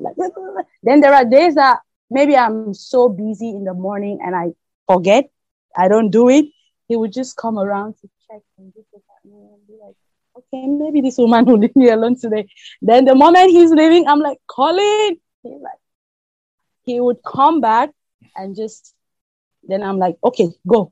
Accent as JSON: {"language": "English", "town": "Bamenda", "region": "Northwest Region", "country": "Cameroon", "tie": "born or raised there", "moved": "as an adult", "lives_now": "Abu Dhabi, United Arab Emirates", "said": "when I was growing up in Cameroon"}